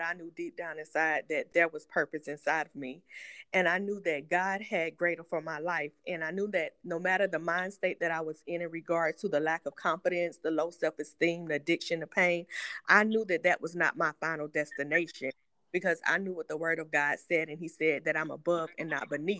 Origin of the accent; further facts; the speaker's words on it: Greenwood, Florida, United States; I am from Greenwood, Florida